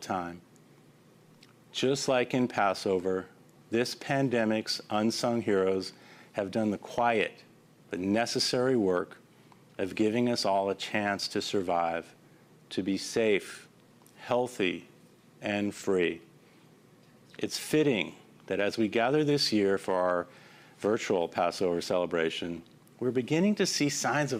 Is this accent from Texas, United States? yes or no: no; Los Angeles, California, United States; my hometown of Los Angeles